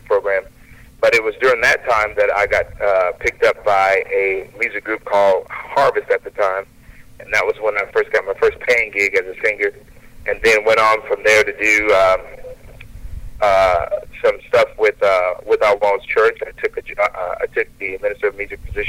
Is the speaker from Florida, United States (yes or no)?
yes; Hollywood, Florida, United States; also born or lived in Palm Beach, Florida; I was born in Palm Beach, but I grew up in a city called Hollywood, Florida, which is just north of Miami.